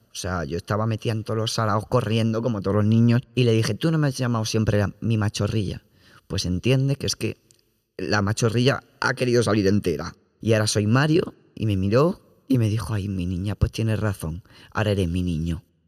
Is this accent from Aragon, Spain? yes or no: no; Community of Madrid, Spain; yo es que soy de la Comunidad de Madrid